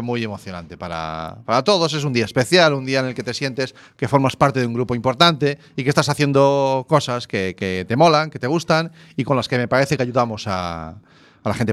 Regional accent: Zarautz, Basque Country, Spain; moved away; mi infancia, nuestra infancia fue en el Cantábrico, en Zarauz

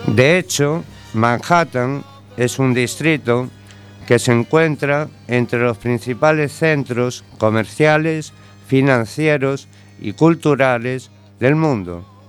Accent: A Coruña, Galicia, Spain; moved away as an adult; also born or lived in New York, United States / Madrid, Spain; A la edad de 5 años mis padres me trajeron a La Coruña, puesto que mi madre era gallega

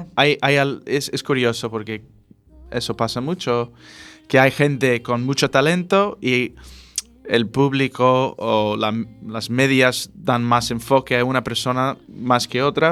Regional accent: California, United States; now in A Coruña, Spain; yo soy de California

